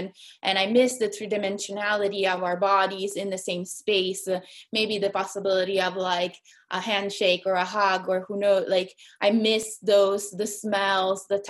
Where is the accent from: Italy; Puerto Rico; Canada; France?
Italy; Perugia, Umbria; moved away as an adult; now in Seattle, United States; my grandma lives in Seattle, and I grew up in Italy